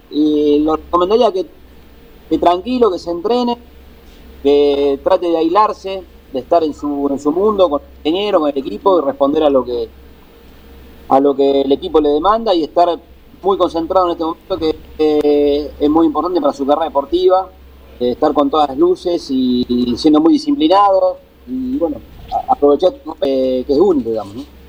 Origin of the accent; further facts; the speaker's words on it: Argentina; como argentino, como, piloto